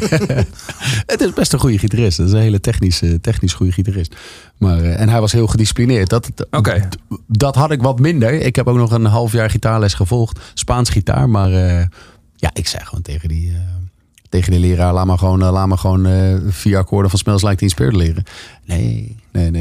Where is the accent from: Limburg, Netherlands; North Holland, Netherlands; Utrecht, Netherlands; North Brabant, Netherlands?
Utrecht, Netherlands; Leusden; ik kom uit Leusden. Dat is gewoon een Phoenix wijk onder de Phoenix dorp onder de rook van Amersfoort